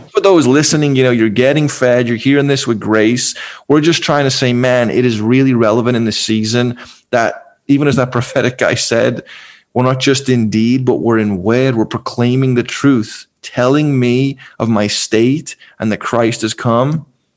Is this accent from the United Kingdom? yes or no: yes; Liverpool, North West England, United Kingdom; moved away; I'm from Liverpool, one of the most eclectic cities in the world. I grew up with every kind of Muslim